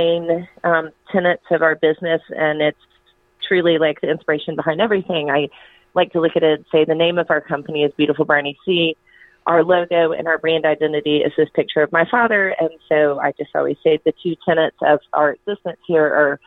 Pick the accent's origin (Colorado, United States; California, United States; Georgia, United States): Georgia, United States; Atlanta; also born or lived in Western North Carolina; I grew up in Chastain Park, so it's sort of as far north inside the perimeter as you could get, and now I'm as far south inside the perimeter as you can get. So I'm a native Atlantan